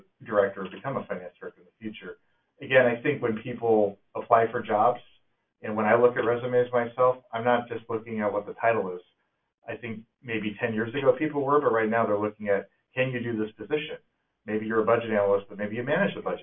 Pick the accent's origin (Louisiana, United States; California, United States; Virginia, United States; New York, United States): California, United States; moved away as an adult; now in Snoqualmie, United States; I'm in Washington now, but I'm from California